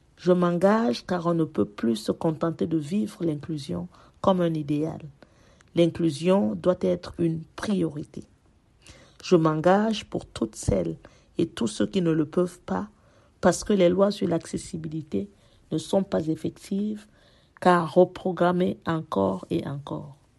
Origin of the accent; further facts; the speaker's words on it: Paris, Île-de-France, France; Je suis parisienne et je vis dans le 13e arrondissement de Paris depuis 24 ans